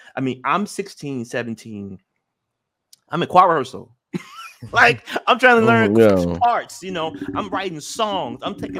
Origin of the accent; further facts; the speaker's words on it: Memphis, Tennessee, United States; Like again, you know, I'm from Memphis.